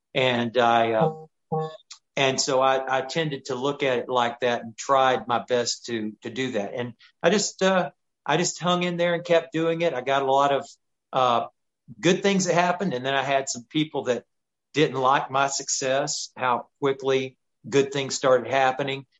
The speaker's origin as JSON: {"language": "English", "town": "Chattanooga", "region": "Tennessee", "country": "United States", "tie": "born or raised there", "said": "I grew up in Chattanooga, Tennessee area"}